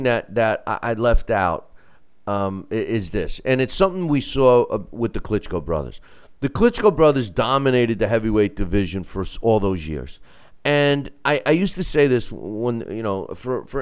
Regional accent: United States; I'm an American

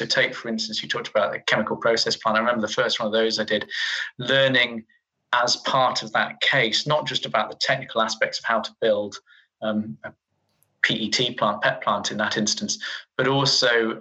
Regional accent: Yorkshire and the Humber, United Kingdom; I grew up in Yorkshire

